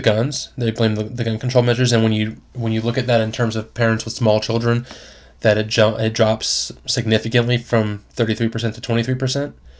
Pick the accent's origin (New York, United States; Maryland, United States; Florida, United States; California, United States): Florida, United States; I grew up in Florida